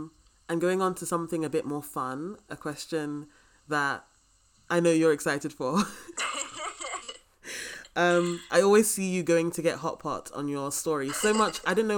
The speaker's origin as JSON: {"language": "English", "country": "United Kingdom", "tie": "born or raised there", "said": "we all grew up with like Greek mythology in Britain, and we may be black and everything"}